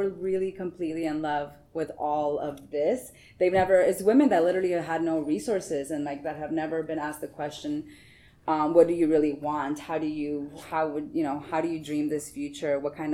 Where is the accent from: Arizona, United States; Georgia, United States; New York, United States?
Arizona, United States; Tucson; moved away as an adult; also born or lived in California; now in Washington, D.C., United States; I'm from Tucson, Arizona